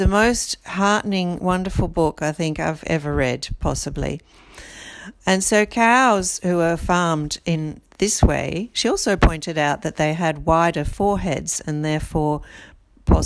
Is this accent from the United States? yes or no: no; Brazil; moved away; I was born in Brazil and I feel a sense of loyalty and a sense of belonging to that country.